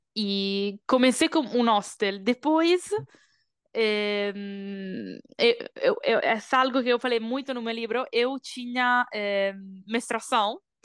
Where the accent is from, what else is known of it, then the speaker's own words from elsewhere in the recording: Bologna, Emilia-Romagna, Italy; Portuguese is a second language; moved away as an adult; also born or lived in Brazil / Colombia; nasci em Bologna, una cidade no norte da Itália, E quando eu tinha 18 anos, decidi já tudo e viajar pelo Brasil.